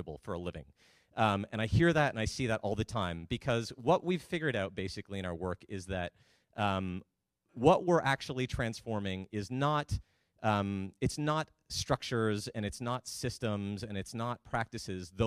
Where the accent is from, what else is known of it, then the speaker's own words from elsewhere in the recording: Canada; moved away as an adult; I'm Canadian. I've been down here for about 7 years